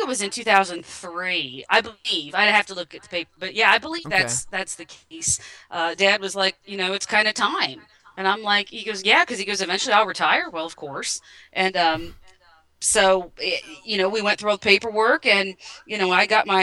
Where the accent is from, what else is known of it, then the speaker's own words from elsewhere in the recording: Bellefontaine, Ohio, United States; I graduated from high school here in Bell Fountain